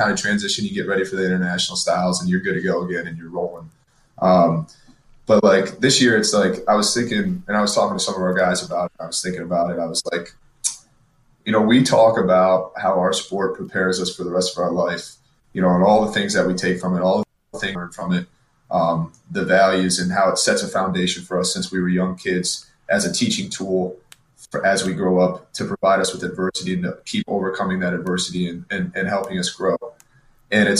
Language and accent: English; Michigan, United States; I grew up in Michigan